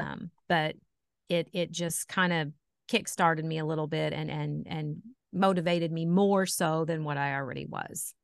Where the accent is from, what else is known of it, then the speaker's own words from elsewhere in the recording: Poseyville, Indiana, United States; I am from Poseyville, Indiana, uh, born and raised Posey County girl.